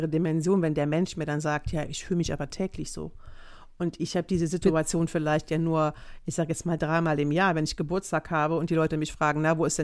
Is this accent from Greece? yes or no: yes; Greece; ich bin Grieche, ne?